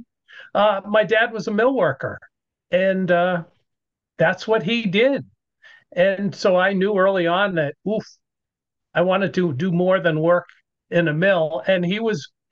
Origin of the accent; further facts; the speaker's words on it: Nashua, New Hampshire, United States; also born or lived in Lake Winnipesaukee, New Hampshire; I grew up in a little town called Nashua, New Hampshire